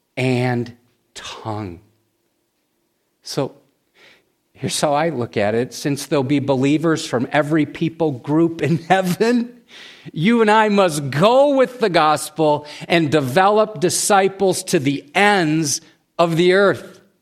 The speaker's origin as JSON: {"language": "English", "country": "United States", "said": "we as American Christians"}